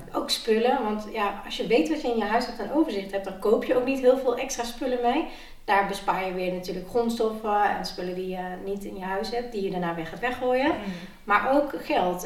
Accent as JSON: {"language": "Dutch", "town": "Nijmegen", "region": "Gelderland", "country": "Netherlands", "said": "ik kom uit Nijmegen"}